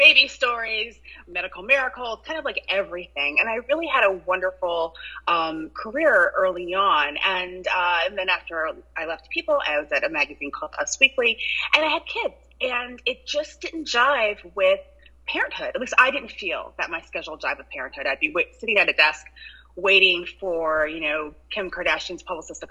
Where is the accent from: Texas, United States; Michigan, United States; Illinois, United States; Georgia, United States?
Michigan, United States; Ann Arbor; now in New York City, United States; I'm actually from the Midwest, Ann Arbor, Michigan, but I've been in New York over 20 years now.